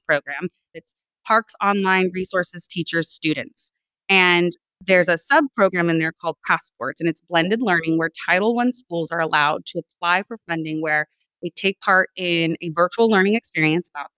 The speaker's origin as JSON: {"language": "English", "area": "Sacramento, El Dorado County", "region": "California", "country": "United States", "tie": "born or raised there", "said": "So in sixth grade, my family, we moved from Sacramento, which was like a city environment, up to a rural environment. We moved into El Dorado County"}